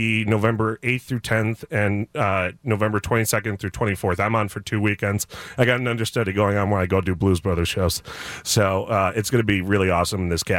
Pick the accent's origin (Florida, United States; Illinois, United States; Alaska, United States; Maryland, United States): Illinois, United States; Buffalo Grove; also born or lived in Highland Park, Illinois; now in Glenview, United States; Well, I was born in Highland Park and then was raised in Buffalo Grove, and now my wife and I live in Glenview.